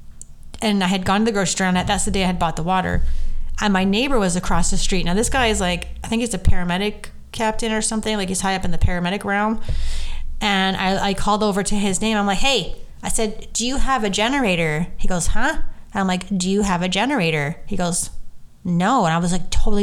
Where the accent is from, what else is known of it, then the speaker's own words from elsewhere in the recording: Canada; we're Canadian, obviously, and we speak English and French